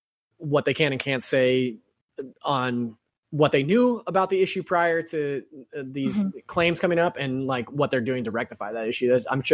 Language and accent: English; Stockton, California, United States; I'm from Stockton.